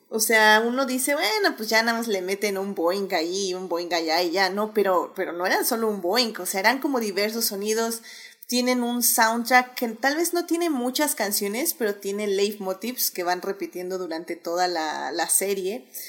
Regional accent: Mexico; algunas costumbres que no tenemos aquí, por ejemplo en México

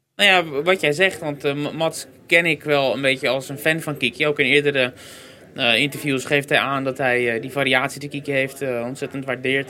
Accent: Netherlands; als Nederlanders

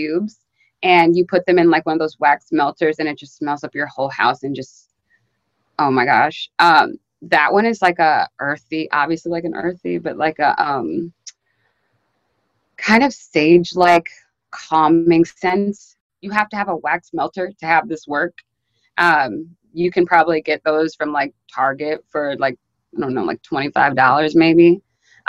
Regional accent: Maryland, United States; moved away as an adult; now in New York, United States; I'm from Maryland. I moved to New York like maybe 3-ish years ago. But I was always still like kind of close with like a couple like Black girls from my high school

